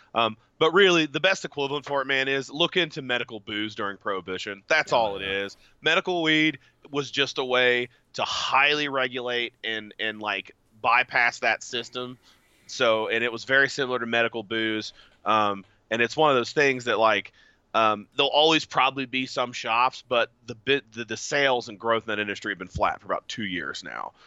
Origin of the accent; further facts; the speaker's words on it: West Virginia, United States; I'm from West Virginia